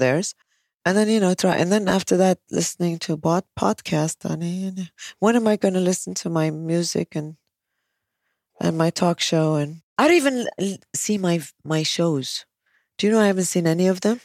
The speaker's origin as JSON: {"language": "English", "country": "United States", "moved": "yes", "lives_now": "Kuwait", "said": "I'm American"}